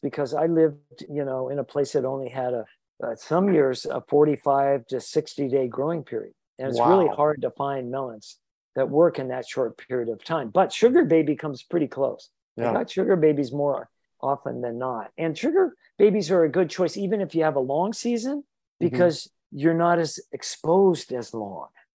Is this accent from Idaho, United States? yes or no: yes; Idaho, United States; I was growing up in Idaho